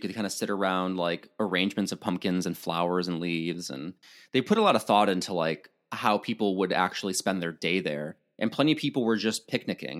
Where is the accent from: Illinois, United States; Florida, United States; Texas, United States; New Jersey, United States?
Illinois, United States; now in California, United States; I'm from Illinois, there are orchards up the yin yang